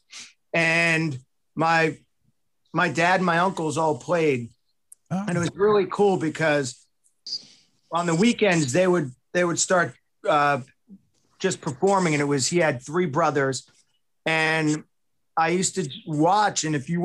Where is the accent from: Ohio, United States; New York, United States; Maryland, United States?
New York, United States; Long Island; moved away; I am from Wrong Island